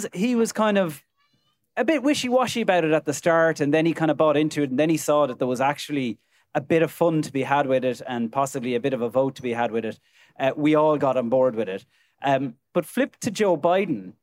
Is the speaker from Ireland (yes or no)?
yes; Ireland; ourselves as Irish people